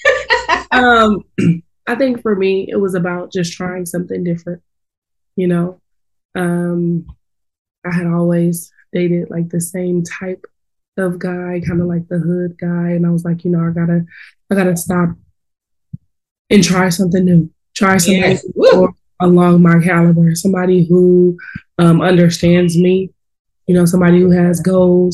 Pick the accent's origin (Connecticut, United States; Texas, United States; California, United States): California, United States; Oakland; I grew up right there in Oakland, right across the bridge from the Giants Stadium.